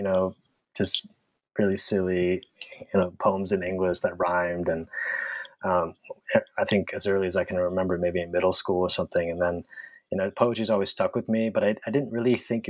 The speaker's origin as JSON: {"language": "English", "town": "San Francisco", "region": "California", "country": "United States", "tie": "born or raised there", "also_born_or_lived": "Santa Barbara", "said": "I grew up in San Francisco."}